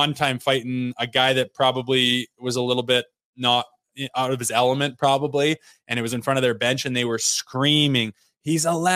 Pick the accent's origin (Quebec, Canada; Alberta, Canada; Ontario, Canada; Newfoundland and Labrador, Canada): Alberta, Canada; Olds; I was from Olds, Alberta